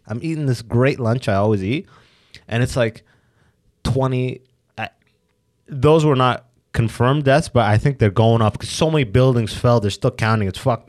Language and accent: English; Sudan; now in Canada; I'm from Sudan.